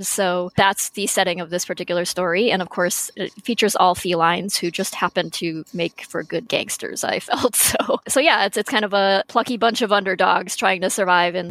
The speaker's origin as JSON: {"language": "English", "region": "Western Massachusetts", "country": "United States", "tie": "born or raised there", "moved": "yes", "said": "I actually grew up in Massachusetts."}